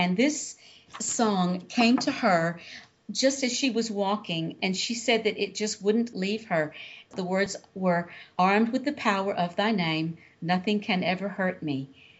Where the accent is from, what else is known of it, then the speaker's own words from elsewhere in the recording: Louisiana, United States; I'm the Southerner with, of course, the person born in Louisiana. I've got this jazz thing all around me.